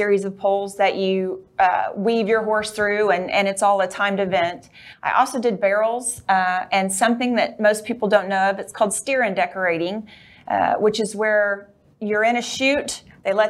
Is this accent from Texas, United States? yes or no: yes; Weatherford, Texas, United States; I'm from Weatherford, Texas. I've always lived there except for when I went to college